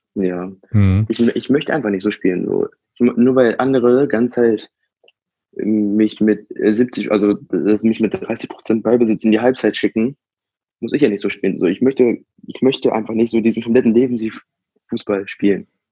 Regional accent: Hanover, Lower Saxony, Germany; ich komme halt aus Hannover

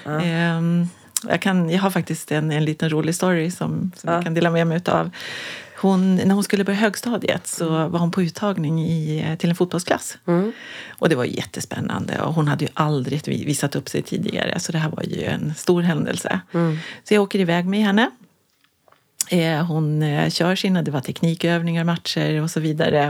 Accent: Kiruna, Norrbotten County, Sweden; växte jag upp i Kiruna

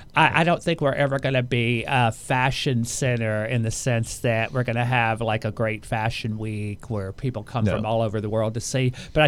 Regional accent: Houston, Texas, United States; I'm from Houston

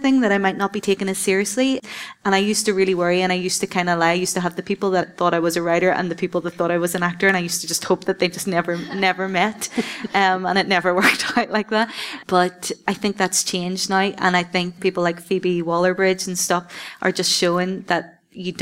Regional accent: Belfast, Northern Ireland, United Kingdom; I'm the Northern Irish, I'm the Belfast girl

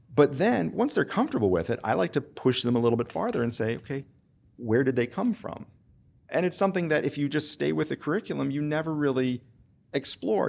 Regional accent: Western Pennsylvania, United States; moved away as an adult; also born or lived in Charleston, South Carolina; now in Winston-Salem, United States; I'm originally from Western Pennsylvania and grew up in a teaching household

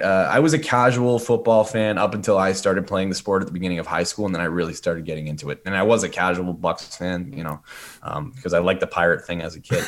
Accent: Sudbury, Ontario, Canada; moved away as an adult; I was a guy from Sudbury

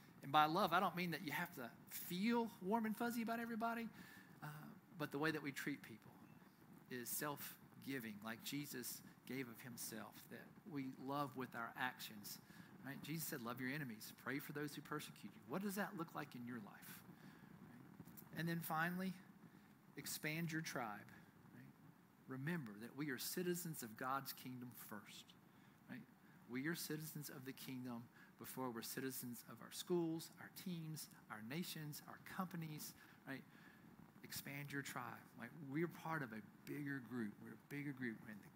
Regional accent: United States; I'm proud to be an American citizen

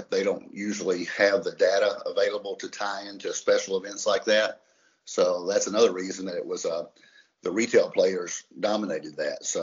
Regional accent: Kentucky, United States; We're from Kentucky, so we don't sound quite as good as he does.

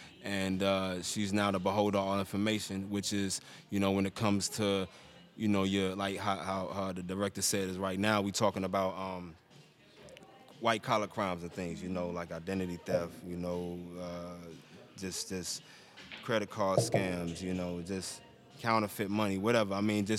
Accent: Maryland, United States; Facts, you know, we was brought up in the Maryland area

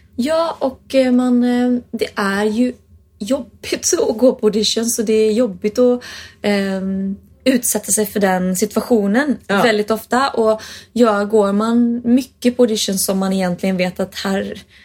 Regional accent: Sweden; jag är från Sverige

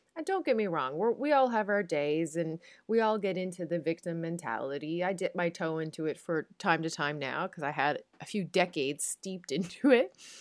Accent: Newfoundland and Labrador, Canada; moved away; as a Newfoundlander

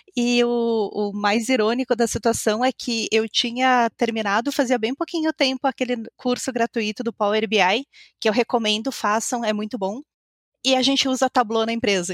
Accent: Caxias do Sul, Rio Grande do Sul, Brazil; eu sou aqui de Caxias do Sul, na Ponta Fria aqui do Brasil

